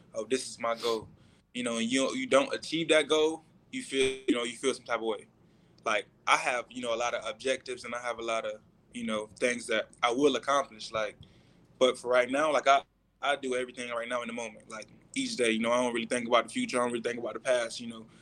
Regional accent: Orlando, Florida, United States; moved away; I was born in Orlando

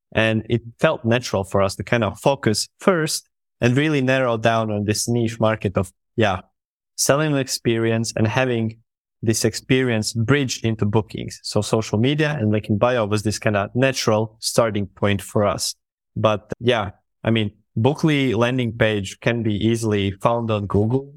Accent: Latvia; I am from Latvia

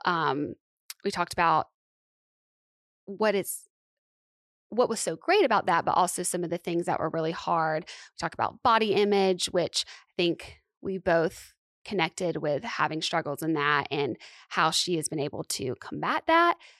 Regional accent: Alabama, United States; also born or lived in Santa Monica, California; now in Nashville, United States; I'm from Alabama.

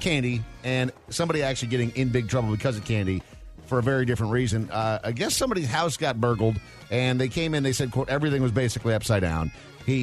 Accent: Minnesota, United States; moved away; Growing up in Minnesota, obviously very far north

